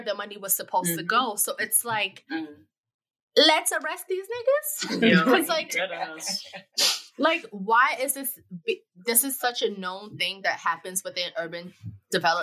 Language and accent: English; New York City, New York, United States; I grew up in Bed-Stuy. I grew up multiple places, but one of the places I grew up is Bed-Stuy